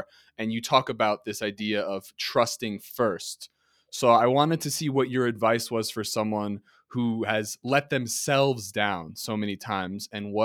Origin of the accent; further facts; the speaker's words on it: New Jersey, United States; I'm college educated from New Jersey.